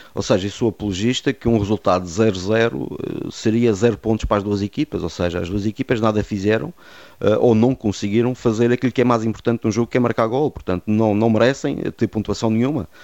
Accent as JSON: {"language": "Portuguese", "region": "Madeira", "country": "Portugal", "said": "Eu fui o único árbitro madeirense da Associação Fal Madeira"}